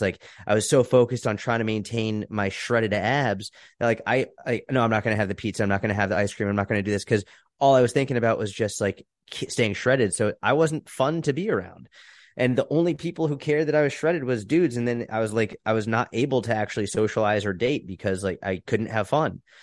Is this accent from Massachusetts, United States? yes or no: yes; outside Boston, Massachusetts, United States; moved away as an adult; also born or lived in Israel / New York City; I grew up outside Boston, Massachusetts.